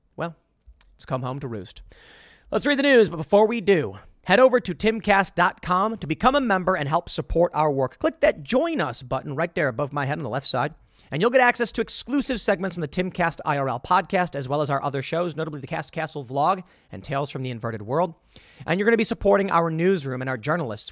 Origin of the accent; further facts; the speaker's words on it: Chicago, Illinois, United States; moved away; growing up in Chicago